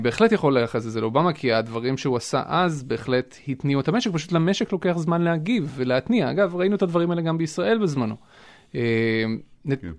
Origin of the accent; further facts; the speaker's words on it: Israel; moved away as an adult; now in Boston, United States; אנחנו למשל כישראלים